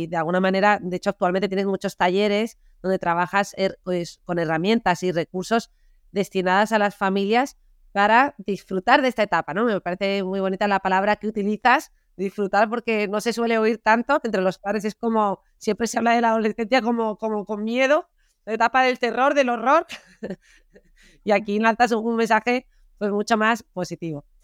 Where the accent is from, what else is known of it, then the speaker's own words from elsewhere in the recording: Granada, Andalusia, Spain; born there; toda nuestra familia es de Granada, yo nací en Granada, aunque Rosa ya nació en Zaragoza